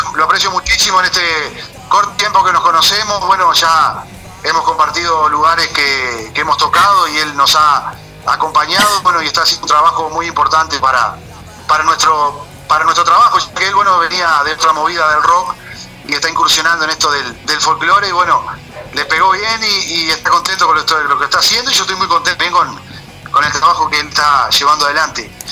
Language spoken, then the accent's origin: Spanish; Santa Rosa, Canelones, Uruguay; Yo soy de Santa Rosa, departamento de Canelones